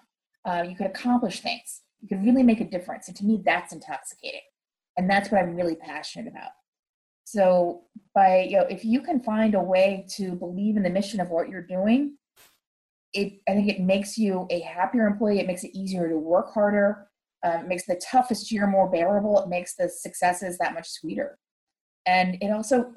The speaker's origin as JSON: {"language": "English", "town": "St. Louis", "region": "Missouri", "country": "United States", "tie": "born or raised there", "moved": "as an adult", "lives_now": "Washington, D.C., United States", "said": "I grew up in St. Louis"}